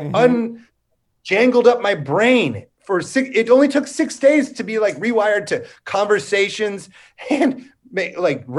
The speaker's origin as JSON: {"language": "English", "area": "the Mississippi", "region": "Midwest", "country": "United States", "tie": "born or raised there", "said": "I grew up on the Mississippi, and we were just on that fucker every day in the summer with somebody's dad's boat"}